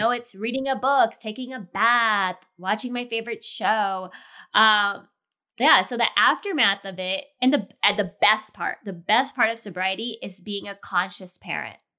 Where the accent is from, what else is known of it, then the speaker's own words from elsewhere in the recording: Los Angeles, California, United States; moved away as an adult; now in Chicago, United States; I'm born and raised in L